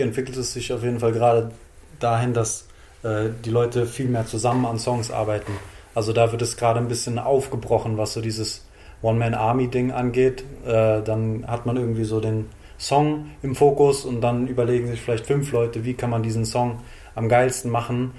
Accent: Frankfurt am Main, Hesse, Germany; Meine Heimatstadt ist unter Synonymen wie Frankfurt, Bankfurt, Manhattan oder Hauptstadt des Verbrechens bekannt

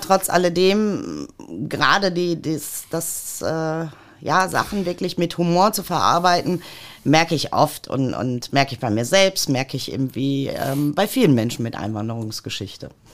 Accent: Mülheim an der Ruhr, North Rhine-Westphalia, Germany; Ich bin in Mülheim an der Ruhr geboren

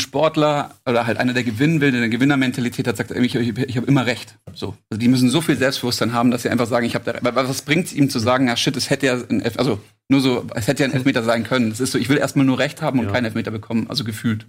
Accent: Munich, Bavaria, Germany; ich würde mich nicht als Schwabe äh, benennen, äh, sondern eigentlich als Münchner

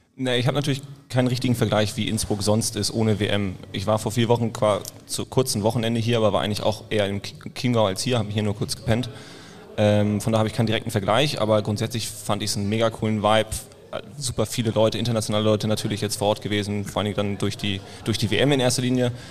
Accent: Berlin, Germany; Ich komme aus Berlin

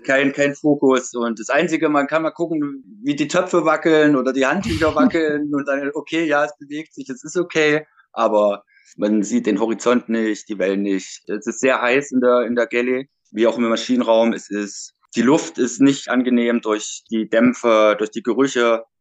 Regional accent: Leipzig, Saxony, Germany; ich komme aus Leipzig

